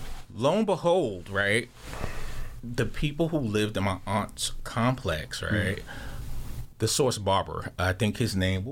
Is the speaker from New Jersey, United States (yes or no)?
yes; Jersey City, New Jersey, United States; being a young boy growing up in Jersey City